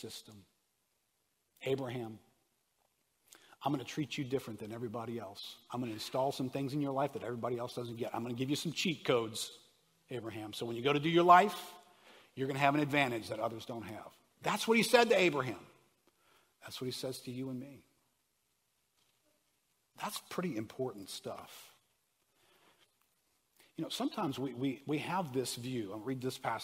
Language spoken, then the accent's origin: English; New Orleans, Louisiana, United States; I grew up in New Orleans, I grew up Catholic